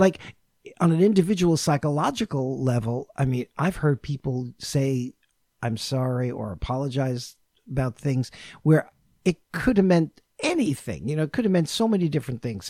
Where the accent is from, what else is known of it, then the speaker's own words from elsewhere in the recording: New York, United States; first language English; I'm from New York